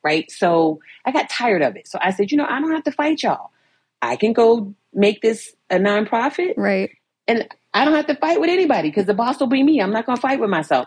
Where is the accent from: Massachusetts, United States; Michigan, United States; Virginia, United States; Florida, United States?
Virginia, United States; Virginia Beach; I grew up in Virginia Beach, Virginia.